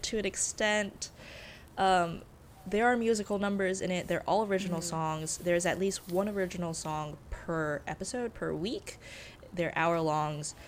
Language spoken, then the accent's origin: English; United States; as an American who happens to be of Chinese descent.